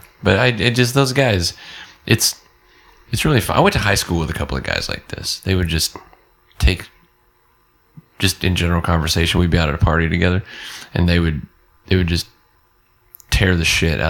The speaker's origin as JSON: {"language": "English", "town": "Odessa", "region": "Texas", "country": "United States", "tie": "born or raised there", "said": "I grew up in Odessa. We don't have lakes."}